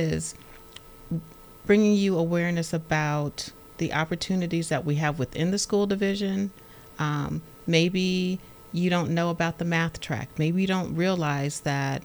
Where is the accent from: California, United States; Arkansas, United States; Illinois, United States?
California, United States; Los Angeles; now in Stafford County, United States; I'm from Los Angeles